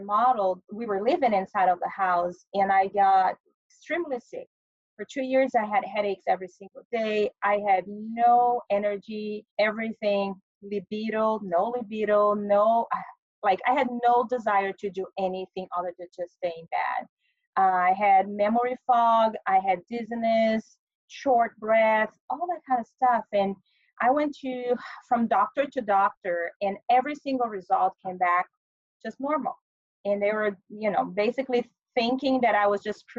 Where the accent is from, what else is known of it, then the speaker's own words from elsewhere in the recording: Brazil; moved away as an adult; now in United States; I was born in Brazil